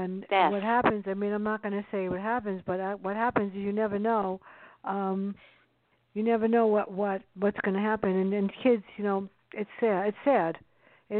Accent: New York City, New York, United States; now in Hartsdale, United States; I grew up in the South Bronx, so I got tough that way

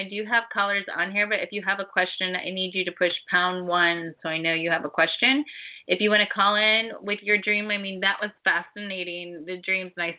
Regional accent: Ohio, United States; I grew up in Ohio

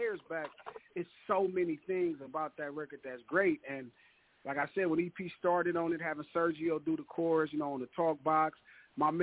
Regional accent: Los Angeles, California, United States; like I'm from Watts

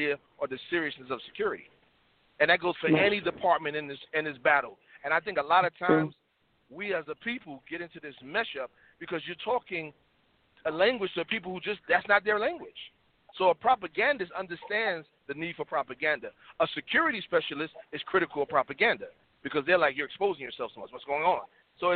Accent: New York City, New York, United States; moved away as an adult; now in the South, United States; I'm from Harlem, South Bronx, New York

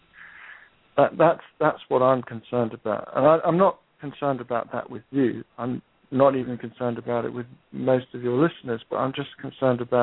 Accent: United Kingdom; I'm a Brit.

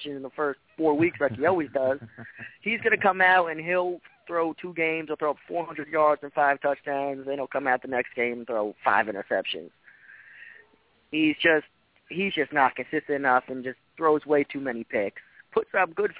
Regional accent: New Jersey, United States; I'm from New Jersey.

